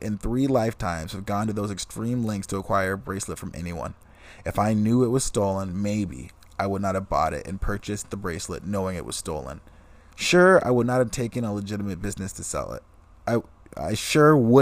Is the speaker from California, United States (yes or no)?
yes; Fresno, California, United States; I was born in Fresno